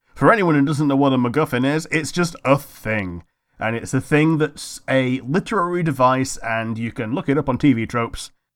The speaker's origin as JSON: {"language": "English", "country": "United Kingdom", "said": "We're also British"}